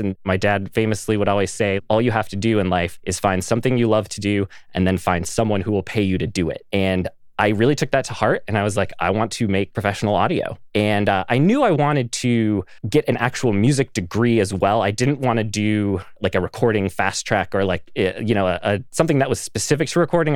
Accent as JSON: {"language": "English", "town": "Pine City", "region": "Minnesota", "country": "United States", "tie": "born or raised there", "said": "I am from a very small town in the middle of nowhere, Minnesota. It's a town called Pine City."}